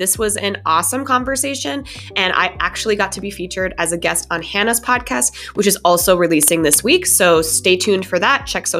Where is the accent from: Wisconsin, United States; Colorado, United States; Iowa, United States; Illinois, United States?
Colorado, United States; also born or lived in Minnesota, United States; So actually, I was born in Minnesota, moved to Colorado when I was 10